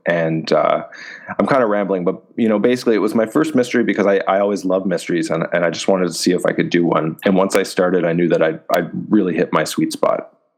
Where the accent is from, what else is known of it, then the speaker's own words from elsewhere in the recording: Canada; I'm Canadian, and I've been publishing in Canada since 2012